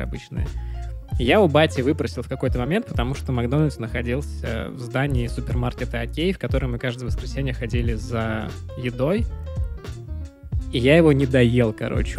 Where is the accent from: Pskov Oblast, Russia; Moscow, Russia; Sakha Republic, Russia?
Pskov Oblast, Russia; Pskov; moved away as an adult; Я же вырос в Пскове